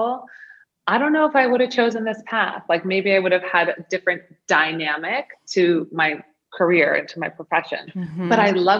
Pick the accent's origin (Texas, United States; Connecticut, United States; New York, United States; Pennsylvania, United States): New York, United States; moved away as an adult; also born or lived in Maine; I'm from New York. I'm new to Maine